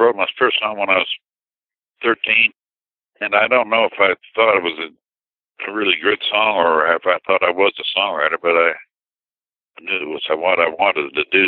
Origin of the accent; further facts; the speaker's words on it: New Hampshire, United States; moved away as an adult; also born or lived in New York City / Nashville; I grew up in New Hampshire